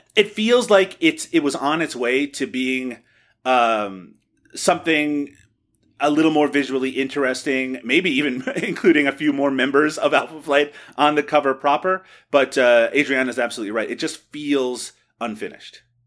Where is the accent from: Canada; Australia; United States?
Canada; as a Canadian